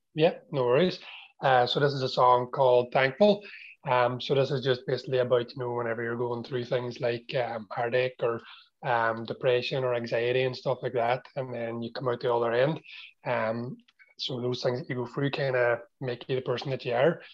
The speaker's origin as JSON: {"language": "English", "town": "Strabane", "region": "Northern Ireland", "country": "United Kingdom", "said": "I'm a rapper from Strabane"}